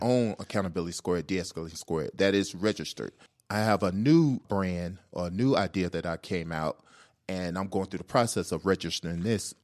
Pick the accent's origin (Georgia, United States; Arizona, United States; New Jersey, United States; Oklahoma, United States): Georgia, United States; Atlanta; I'm from Atlanta, born and raised